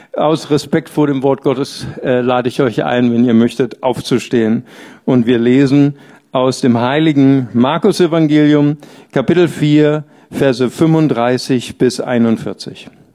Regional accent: Bonn, North Rhine-Westphalia, Germany; Ich komme ja aus dem Rheinland, ich bin aus Bad Godesberg

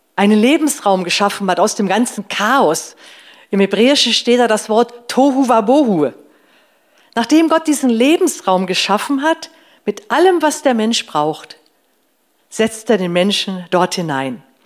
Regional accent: Northern Germany, Germany; Bei uns zu Hause früher, ich komme aus Norddeutschland

